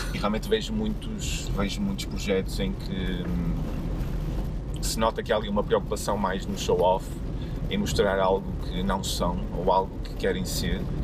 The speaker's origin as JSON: {"language": "Portuguese", "town": "Porto", "region": "Norte", "country": "Portugal", "said": "eu sou do Porto, vivo no Porto"}